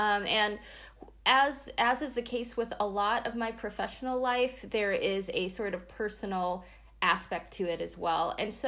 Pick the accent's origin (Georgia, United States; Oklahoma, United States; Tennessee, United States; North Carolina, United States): North Carolina, United States; Durham; moved away as an adult; also born or lived in Ithaca, New York; now in Santa Clara, United States; I am originally from Durham, North Carolina.